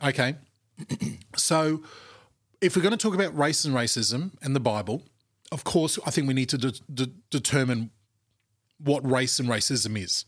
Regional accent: Australia; our shared national culture, which is mm. Australia

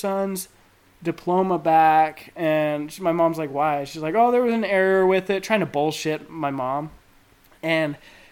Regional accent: Enterprise, Utah, United States; I was actually raised on a farm outside Enterprise. I didn't even move to Enterprise till I was 8

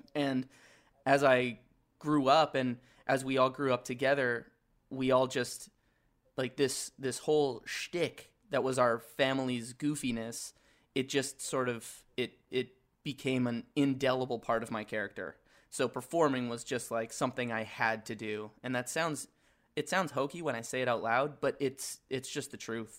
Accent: Edmonton, Alberta, Canada; I grew up in Edmonton

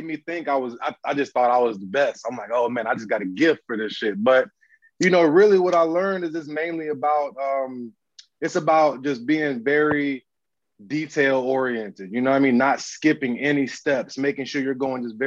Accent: Southeast, United States; moved away as an adult; also born or lived in Atlanta / Munich, Germany / Portland, Oregon; I'm from the Southeast.

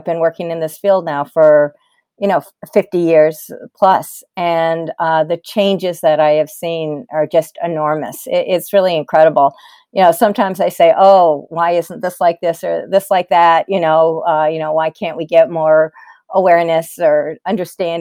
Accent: Massachusetts, United States; I grew up in Massachusetts. I still live in Massachusetts.

